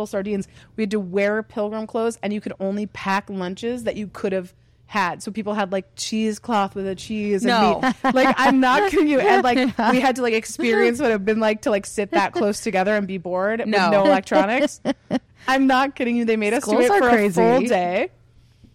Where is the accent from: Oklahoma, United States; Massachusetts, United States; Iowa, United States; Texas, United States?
Massachusetts, United States; I grew up in Massachusetts.